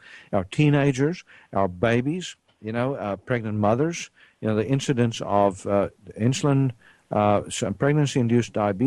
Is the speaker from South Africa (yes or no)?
yes; South Africa; moved away; I grew up in South Africa